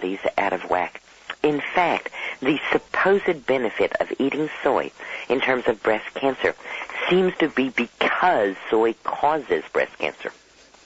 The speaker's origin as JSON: {"language": "English", "town": "Dallas", "region": "Texas", "country": "United States", "tie": "born or raised there", "said": "I grew up in Dallas, Texas"}